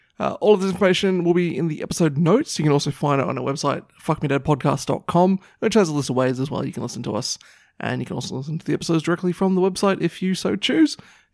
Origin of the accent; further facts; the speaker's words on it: New Zealand; Although it would have been fitting being a Kiwi for me to be a sheep, I suppose.